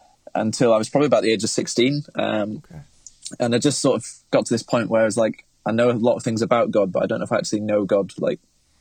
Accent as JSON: {"language": "English", "town": "Manchester", "region": "North West England", "country": "United Kingdom", "said": "I'm from Manchester in the UK, and I'm kind of a creative guy all around."}